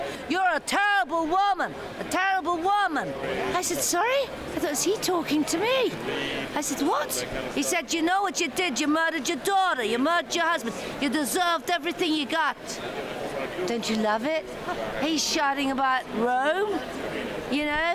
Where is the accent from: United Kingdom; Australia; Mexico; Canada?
United Kingdom; Northern Ireland; moved away; So Northern Ireland invited me home after 36 years to open the film festival. So now I'm honored in my hometown.